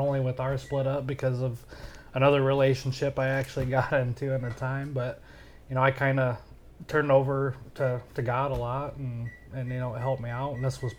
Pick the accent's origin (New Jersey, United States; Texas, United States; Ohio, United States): Ohio, United States; Bryan; we're both from Bryan originally